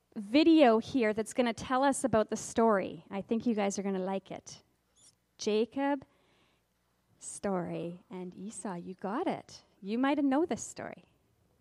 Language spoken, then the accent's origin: English; Kamloops, British Columbia, Canada; We're from Kamloops.